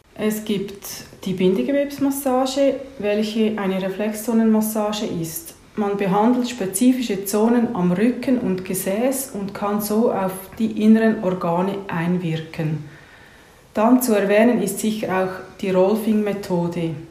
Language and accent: German; Horw, Lucerne, Switzerland; Aufgewachsen bin ich in Horb bei Luzern